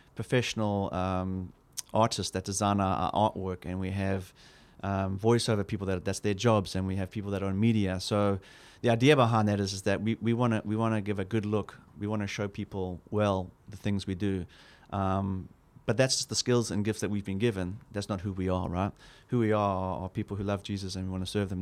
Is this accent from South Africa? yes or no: yes; South Africa; as a South African, I grew up in a very hostile environment